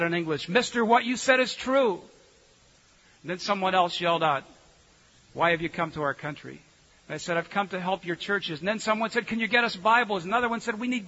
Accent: United States; me being an American

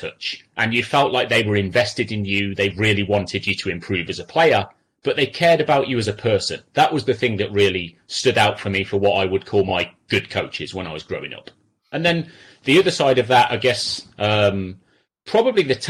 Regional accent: Coventry, West Midlands, United Kingdom; now in Los Angeles, United States; I'm from Coventry

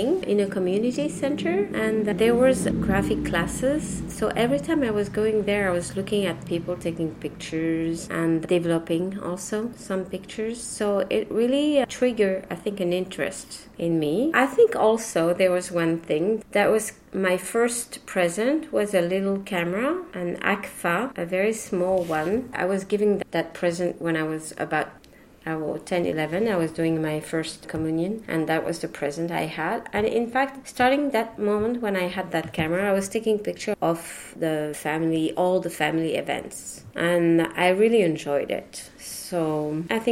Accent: Paris, Île-de-France, France; first language French; English is a second language; moved away as an adult; also born or lived in Pantin / Brittany / Boston / Taiwan; My parents used to speak Breton when I grew up in Paris

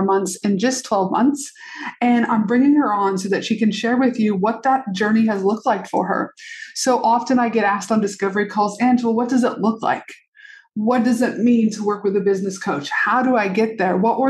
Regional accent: Albuquerque, New Mexico, United States; moved away; also born or lived in Canada; I grew up in, obviously I'm from Canada, but I did grow up down in Albuquerque, New Mexico

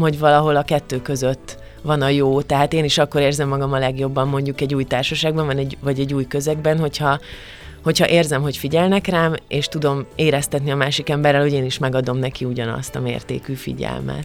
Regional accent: Kökény, Baranya, Hungary; Pécs mellett van ez a kis falu, ahol én fölnőttem, de tényleg nagyon közel, szóval tulajdonképpen Melyik? agglomeráció, kökénynek hívják ezt a falut.

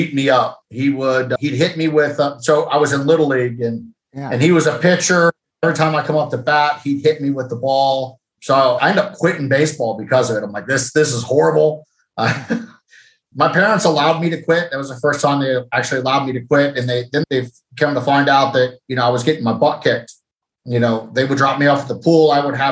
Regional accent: Granville, Ohio, United States; I grew up in Granville, Ohio, which is a small college town that surrounds Denison University

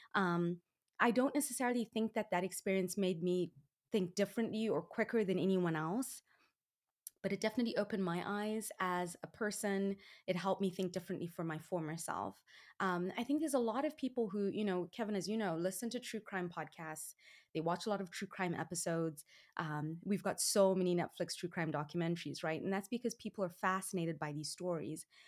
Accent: Zimbabwe; now in United States; I was born and raised in Zimbabwe, which is in Southern Africa

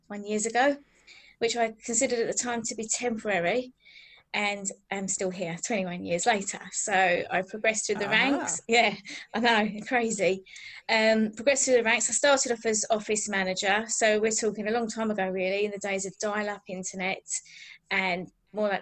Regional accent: Billericay, East of England, United Kingdom; I'm from Billericay in Essex, so I'm an original Essex girl.

